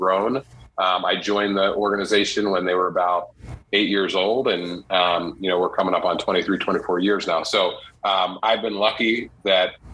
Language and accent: English; Southern New Jersey, United States; moved away; also born or lived in Syracuse, New York; growing up in Southern New Jersey